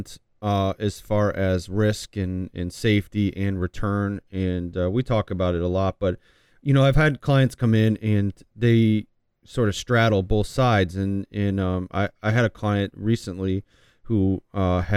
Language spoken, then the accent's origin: English; New York, United States; I grew up near Canada, you know, on the border in New York